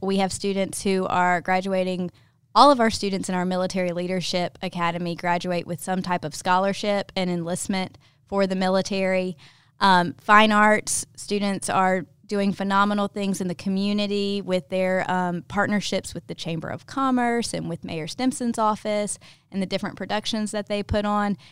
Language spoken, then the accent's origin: English; Ocean Springs, Mississippi, United States; moved away as an adult; now in Mobile, United States; I am originally from Ocean Springs, Mississippi, moved to Mobile about seven years ago with my husband, David